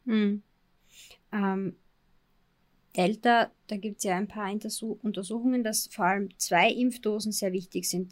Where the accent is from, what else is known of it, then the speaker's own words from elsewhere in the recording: Austria; Bei uns in Österreich